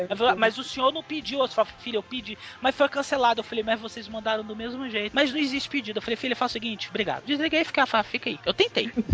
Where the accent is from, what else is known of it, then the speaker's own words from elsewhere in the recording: Brazil; Eu também sou brasileiro.